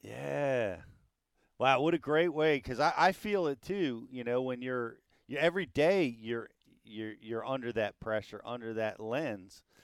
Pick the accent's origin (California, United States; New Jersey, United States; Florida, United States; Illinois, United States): New Jersey, United States; I'm from Jersey.